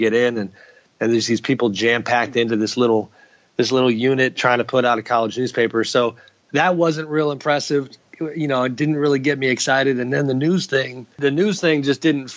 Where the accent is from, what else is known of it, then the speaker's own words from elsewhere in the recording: Pleasanton, California, United States; also born or lived in Sacramento; I grew up in Pleasanton